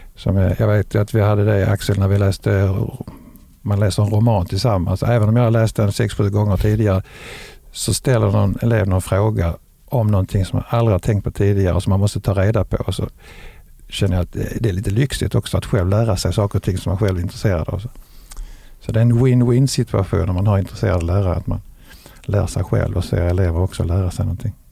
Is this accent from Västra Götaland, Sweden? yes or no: no; Lund, Skåne, Sweden; also born or lived in Ystad; now in Veberöd, Sweden; jag kommer från Lund